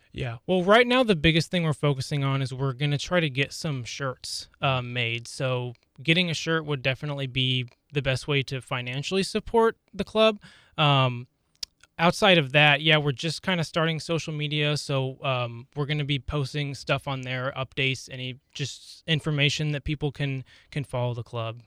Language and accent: English; Lawrence, Kansas, United States; I was born and raised here in Lawrence, so I've been around KU all my life